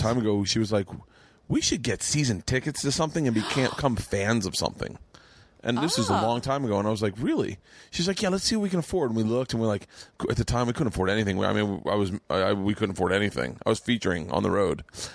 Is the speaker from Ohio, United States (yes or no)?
no; Florida, United States; we grew up in Florida